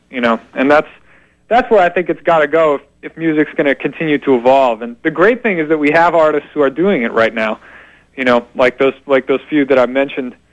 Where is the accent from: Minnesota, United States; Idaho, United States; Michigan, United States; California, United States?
Michigan, United States; Detroit; born there; I was born in in the Detroit area in Michigan. Mm-hmm so that's where my family is actually from.